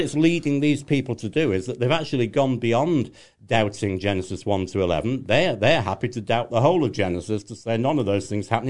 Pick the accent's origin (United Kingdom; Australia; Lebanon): United Kingdom; England; I'm English